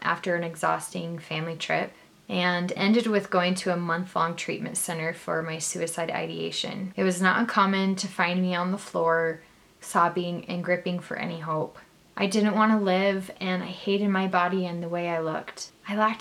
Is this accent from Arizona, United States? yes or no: yes; Arizona, United States; now in Utah, United States; So I was born and raised in Arizona, but I'm currently living in Utah